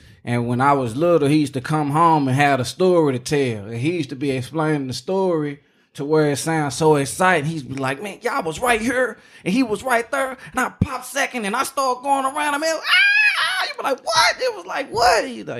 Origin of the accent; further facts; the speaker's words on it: Dallas, Texas, United States; Nigga, I'm from Dallas.